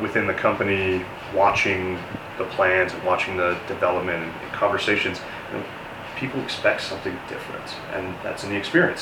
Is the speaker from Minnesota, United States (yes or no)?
no; Denver, Colorado, United States; born and raised in Denver. I'm uh, one of the lucky natives